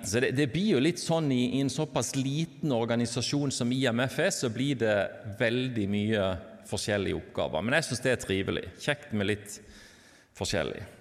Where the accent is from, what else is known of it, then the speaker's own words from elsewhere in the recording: Lyngdal, Agder, Norway; accent: Southern Norwegian; now in Bergen, Norway; Men jeg tror dere hører at jeg er sørlending, kom fra Lyngdal. Men har bodd egentlig i bergensområdet siden 97